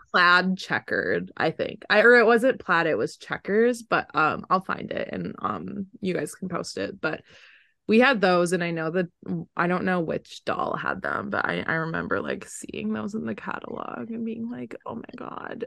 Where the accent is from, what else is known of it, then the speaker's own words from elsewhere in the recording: Wisconsin, United States; moved away; growing up in Wisconsin